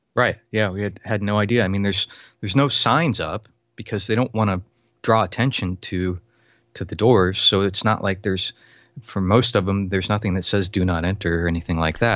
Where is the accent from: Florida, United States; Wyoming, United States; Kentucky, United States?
Florida, United States; I was born and raised in Florida